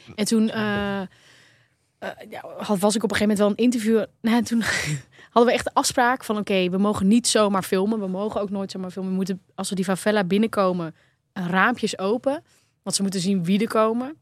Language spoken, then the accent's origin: Dutch; Netherlands; als Nederlander